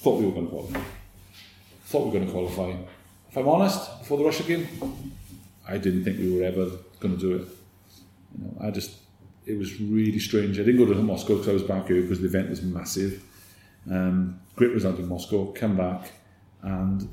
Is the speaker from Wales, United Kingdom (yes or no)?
yes; Merthyr Tydfil, Wales, United Kingdom; I was from Merthyr